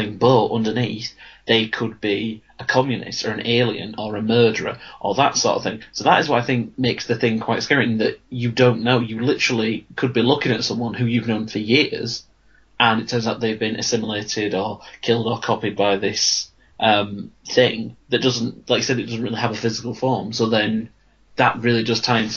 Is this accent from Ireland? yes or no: no; United Kingdom; we're British